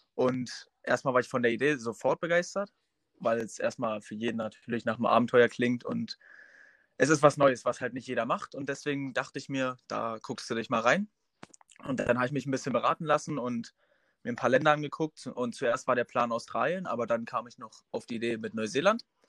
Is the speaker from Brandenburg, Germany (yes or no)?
yes; Groß Lindow, Brandenburg, Germany; Ich komme aus Großlindow. Das ist ein kleines Örtchen an der Grenze zu Polen in Brandenburg